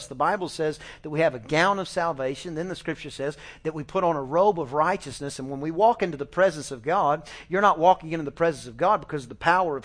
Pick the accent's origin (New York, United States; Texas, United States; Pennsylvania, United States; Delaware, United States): Texas, United States; East; I'm just from East Texas, you know. I grew up doing the 4-H and I, you know, raised the lambs and the chickens